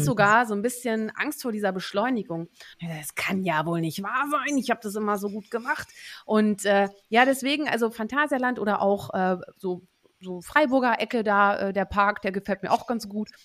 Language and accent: German; Netherlands; wir haben ja beide unsere Heimat in den Niederlanden